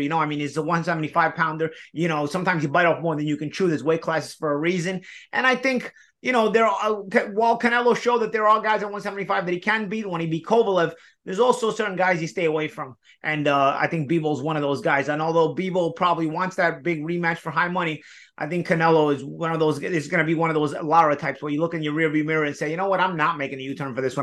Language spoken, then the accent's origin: English; New York, United States; we're from New York